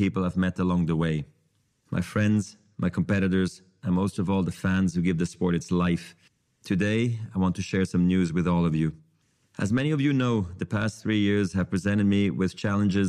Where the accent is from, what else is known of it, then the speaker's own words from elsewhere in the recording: Basel, Basel-Stadt, Switzerland; I was a ball kid in my hometown of Basel